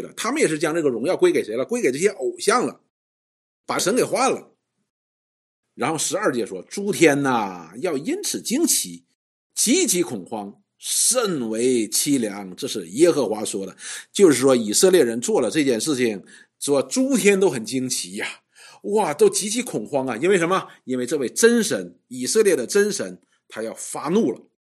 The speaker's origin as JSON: {"language": "Chinese", "country": "China", "said": "我们中国人讲叫“打狗看主人”，就是这个道理。"}